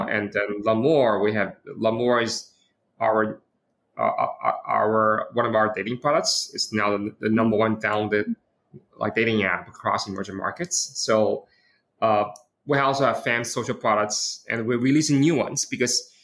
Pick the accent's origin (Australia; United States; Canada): United States; New York; moved away as an adult; now in China; I was born in China when I was 10. I moved to the States. So I grew up in New York